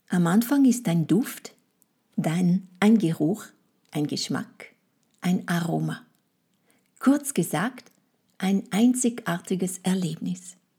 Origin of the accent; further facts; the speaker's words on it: France; first language French; German is a second language; moved away; meine Muttersprache und meine Kultur